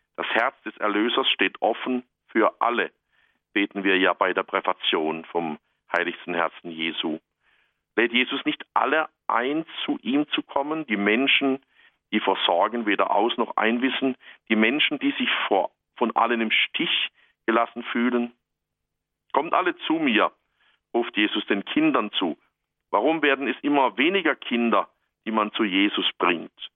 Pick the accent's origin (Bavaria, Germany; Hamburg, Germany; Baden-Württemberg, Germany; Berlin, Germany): Baden-Württemberg, Germany; Black Forest; hier bei uns im Schwarzwald